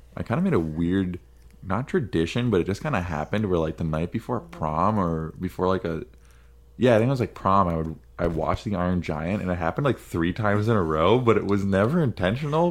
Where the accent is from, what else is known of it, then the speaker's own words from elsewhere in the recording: United States; an American